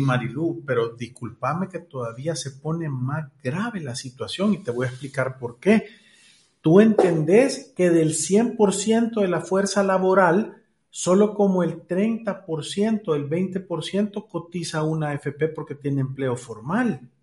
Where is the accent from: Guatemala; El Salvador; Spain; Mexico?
El Salvador; Somos del Salvador